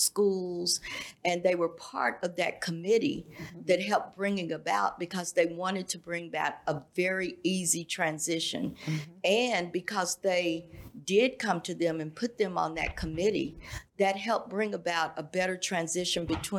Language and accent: English; Plano, Texas, United States; growing up in Plano